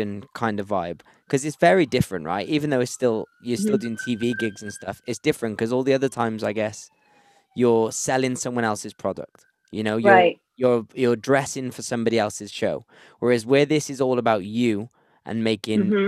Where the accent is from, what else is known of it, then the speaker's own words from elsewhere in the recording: Wales, United Kingdom; I'm from Wales.